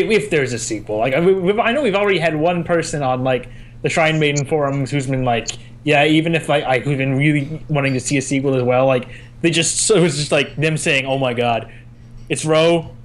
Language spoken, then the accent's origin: English; Scotland, United Kingdom; because I'm like Scottish.